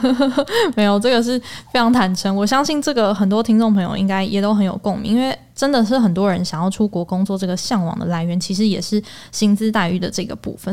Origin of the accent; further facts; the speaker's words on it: Taiwan; 我们台湾人